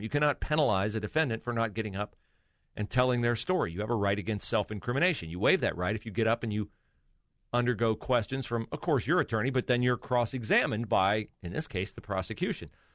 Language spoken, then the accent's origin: English; West Liberty, Ohio, United States; I always describe my hometown, West Liberty, Ohio, as Mayberry